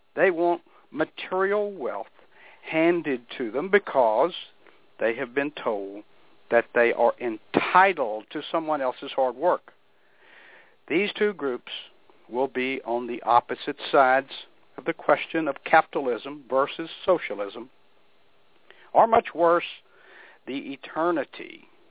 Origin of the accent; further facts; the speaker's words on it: United States; we as American people